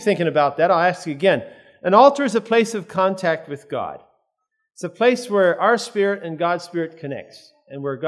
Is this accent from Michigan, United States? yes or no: no; Lancaster, Pennsylvania, United States; We come from Lancaster, Pennsylvania area